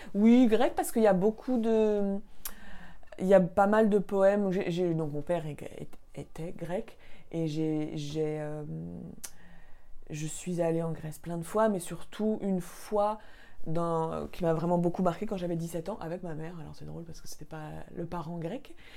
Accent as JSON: {"language": "French", "town": "Paris", "region": "Île-de-France", "country": "France", "tie": "born or raised there", "said": "j'ai grandi à Paris"}